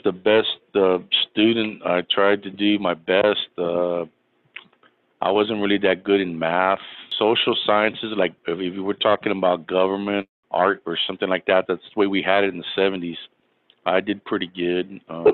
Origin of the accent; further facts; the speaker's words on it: San Antonio, Texas, United States; also born or lived in Dominguez Valley Heights, California / Florida; I was born in Dominguez Valley Heights, California. And I guess before I was turned 3, or maybe 4, came back to San Antonio, lived on the north side for a while.